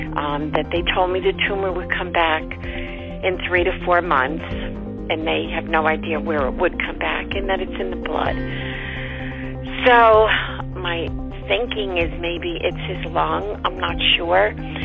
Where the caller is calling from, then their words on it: New Jersey, United States; I'm from New Jersey.